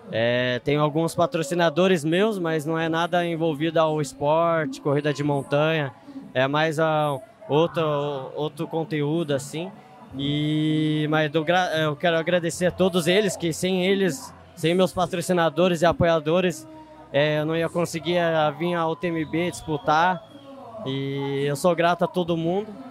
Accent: Serra da Mantiqueira, Brazil; sou da, como você disse, sou da Mantiqueira, lá é frio, acostumado com frio.

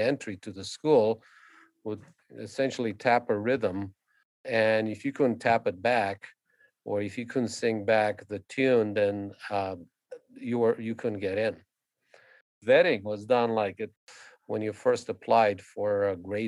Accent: Constanța, Constanța County, Romania; now in Calgary, Canada; So I was born in Constanța, Romania, and that's where I started my violin training. It was at the age of six

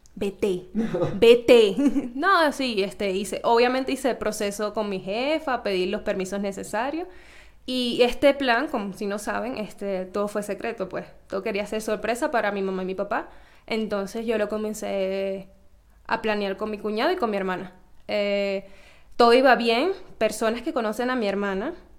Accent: Venezuela; moved away; como toda venezolana

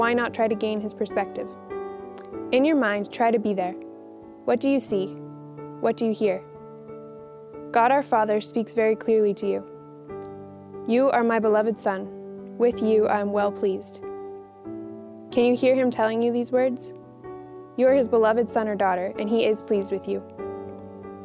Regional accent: Quesnel, British Columbia, Canada; moved away; I'm a third year here at St. Therese, and I'm from Quesnel, BC

